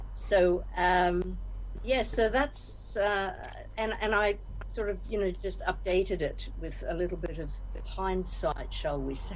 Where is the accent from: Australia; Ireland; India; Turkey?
Australia; moved away as an adult; also born or lived in Scotland / Nigeria; now in Liverpool, United Kingdom; born and bred in Australia, came over to the UK in my early 20s